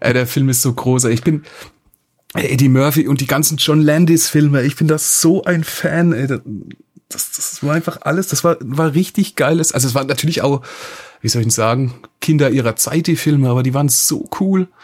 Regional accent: Hoffenheim, Baden-Württemberg, Germany; ich komme aus Hoffenheim, Sinsheim ist direkt nebendran

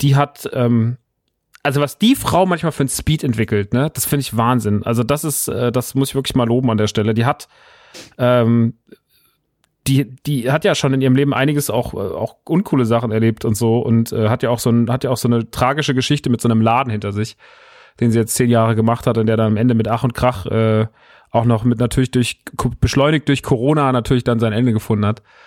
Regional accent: Rodgau, Hesse, Germany; moved away; in Rottgau, meiner alten Heimat

